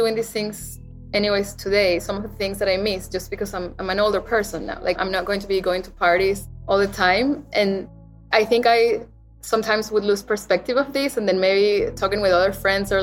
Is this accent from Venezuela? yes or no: yes; Caracas, Capital District, Venezuela; moved away; in Caracas, where I grew up